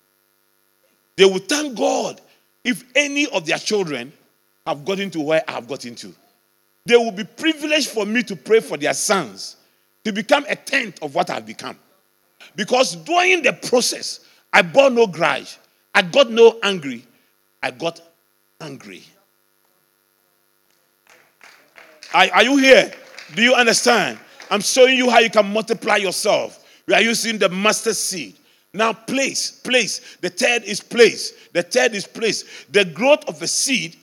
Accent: Ghana

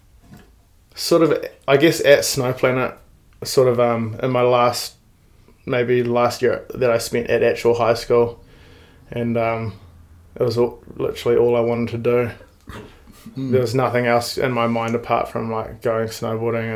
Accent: Auckland, New Zealand; From the North Shore of Auckland.

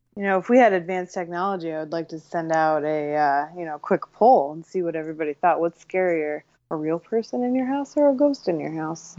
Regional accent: Ohio, United States; I'm from Ohio.

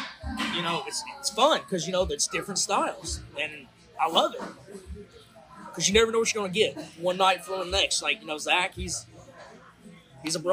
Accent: Tennessee, United States; my hometown down here in Tennessee

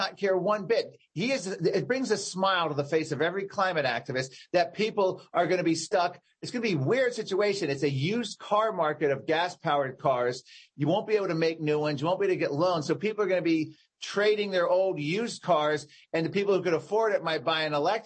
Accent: Virginia, United States; my home state of Virginia

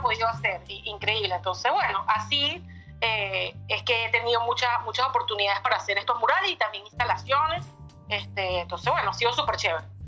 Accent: Caracas, Capital District, Venezuela; moved away as an adult; also born or lived in Miami; now in United States; Sí, soy de Caracas, vivo en Caracas

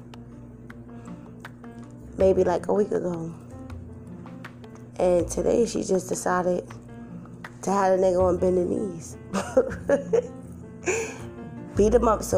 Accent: New York City, New York, United States; moved away; I'm originally from New York, Brooklyn to be exact. Some of the projects

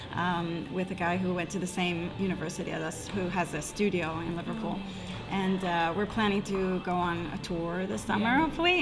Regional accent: Israel; moved away as an adult; also born or lived in United Kingdom; I'm from Israel

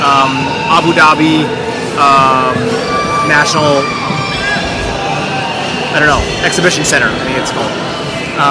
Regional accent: Seattle, Washington, United States; I'm from Washington State, from Seattle

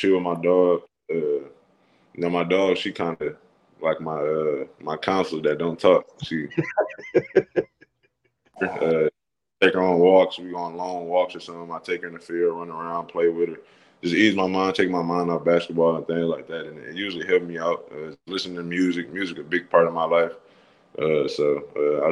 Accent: Saginaw, Michigan, United States; moved away as an adult; now in Starkville, United States; I grew up in Saginaw

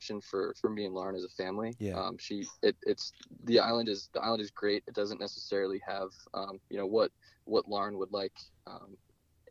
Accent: New Jersey, United States; moved away as an adult; now in Hawaii, United States; I grew up surfing in New Jersey

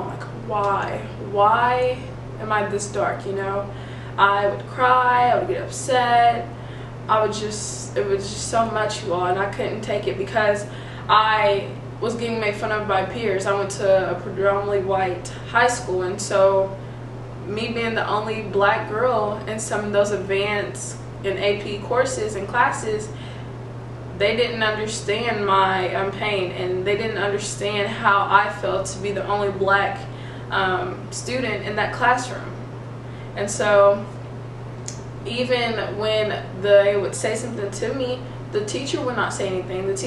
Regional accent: Kentucky, United States; I am from Kentucky

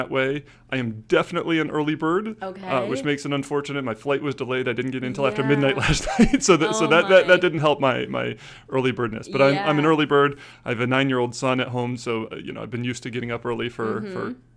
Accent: Lansing, Michigan, United States; moved away as an adult; now in Syracuse, United States; I grew up in Lansing, just down the road

